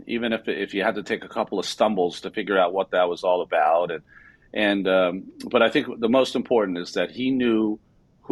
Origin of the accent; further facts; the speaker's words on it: Massachusetts, United States; I'm from Massachusetts.